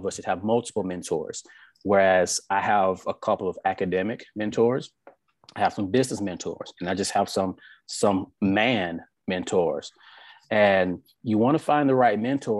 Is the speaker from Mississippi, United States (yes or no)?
yes; South Mississippi, United States; I came from South Mississippi, born and raised